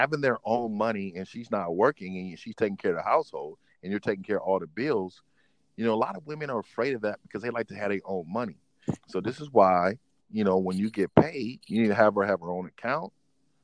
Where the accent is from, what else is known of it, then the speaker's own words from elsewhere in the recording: Oakland, California, United States; also born or lived in San Francisco, California / San Jose, California / Sacramento, California; I'm from California, man. I was born and raised in San Francisco, California. Lived there, moved to Oakland, raised in Oakland.